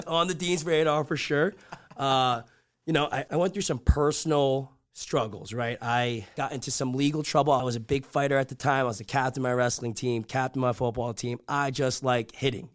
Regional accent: Rutherford, New Jersey, United States; I grew up in Rutherford, New Jersey

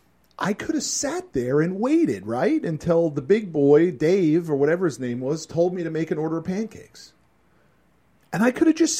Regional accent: Connecticut, United States; The restaurant was called the Black Goose Grill in my hometown in Connecticut.

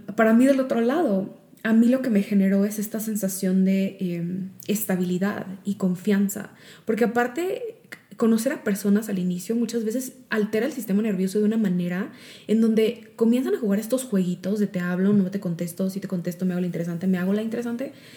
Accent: Mexico; moved away as an adult; also born or lived in Chicago; cuando me mudé de regreso a México, porque cuando me fui de México a Chicago

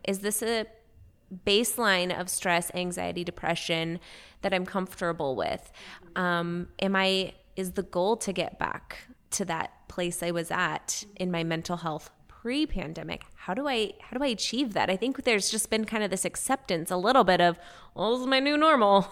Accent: West Coast, United States; moved away; I'm from the West Coast.

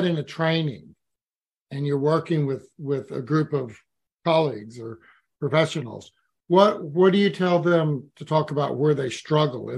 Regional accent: United States; now in New Zealand; growing up in the States

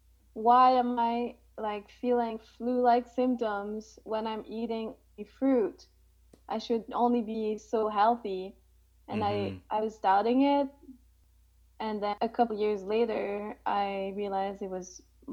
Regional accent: Montreal, Quebec, Canada; I'm 27 and I was born in Montreal, Canada.

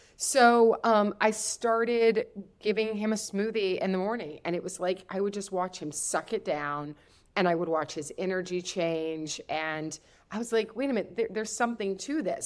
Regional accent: Kentucky, United States; also born or lived in the Midwest; I'm from Kentucky.

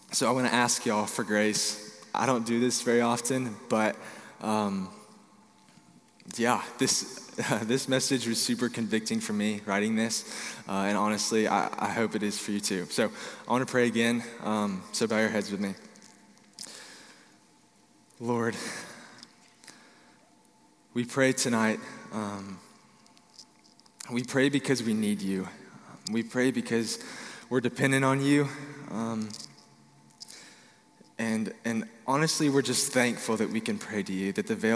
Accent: Dallas, Texas, United States; I'm from Dallas, Texas

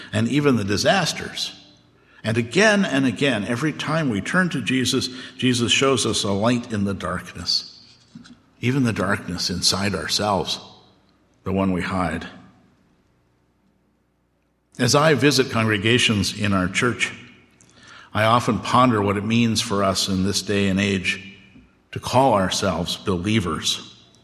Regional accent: Oklahoma, United States; also born or lived in Southern California / Gettysburg, Pennsylvania; now in Elkins Park, United States; I grew up in Oklahoma

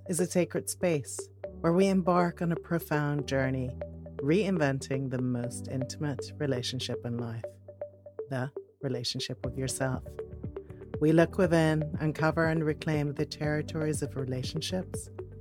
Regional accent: Netherlands; also born or lived in Switzerland; now in United Kingdom; I'm Dutch

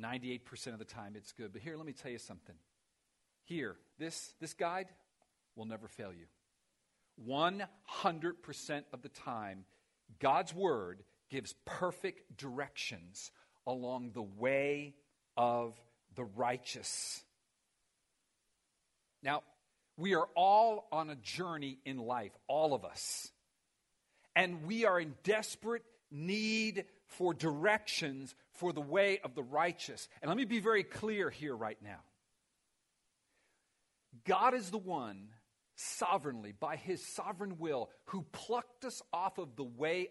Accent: Miami, Florida, United States; I grew up in Miami.

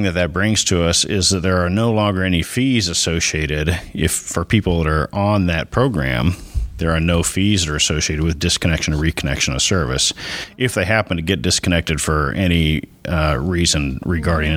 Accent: Muskogee, Oklahoma, United States; moved away as an adult; Oklahoma is my home state. I was actually born in Muskogee many years ago.

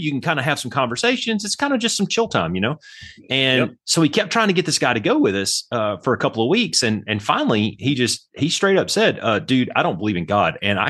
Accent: Alabama, United States; moved away as an adult; also born or lived in Panama City, Florida / Anchorage, Alaska; I grew up in Alabama down south and went to basic training

